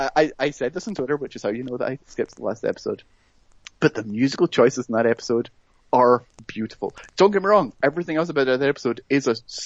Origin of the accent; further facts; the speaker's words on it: Scotland, United Kingdom; moved away; I'm from Scotland